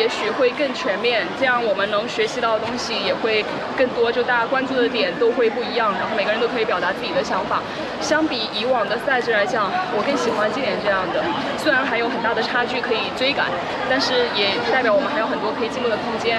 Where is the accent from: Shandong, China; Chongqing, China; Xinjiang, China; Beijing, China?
Chongqing, China; now in Zhuhai, China; 然后我来自我老家是重庆的，但我现在工作在广东珠海，